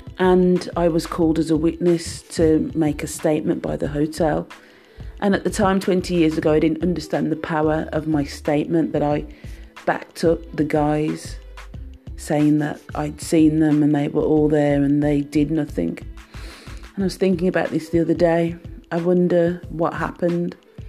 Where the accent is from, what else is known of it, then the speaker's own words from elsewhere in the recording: United Kingdom; So as a British national working for a British company, I wanted to work in Jamaica. And my mum and I, we went to the commission in London, the Jamaican Commission, and I got my Jamaican passport.